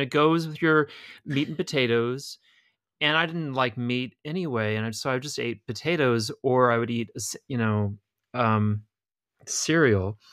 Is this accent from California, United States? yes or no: no; Illinois, United States; growing up in Illinois, the the idea that I had of vegetables was like corn